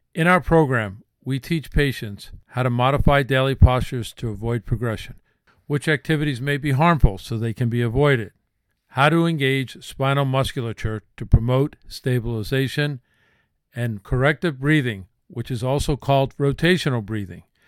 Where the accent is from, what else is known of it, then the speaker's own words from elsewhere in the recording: New Jersey, United States; I grew up in New Jersey